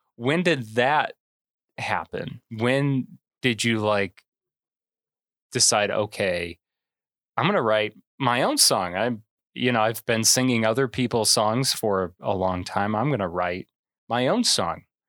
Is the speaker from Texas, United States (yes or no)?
no; Manteno, Illinois, United States; I'm from Mantino